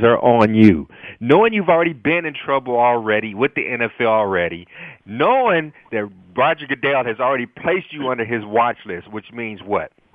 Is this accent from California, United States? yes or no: yes; California, United States; moved away as an adult; also born or lived in Norfolk, Virginia; growing up in California, playing the California football system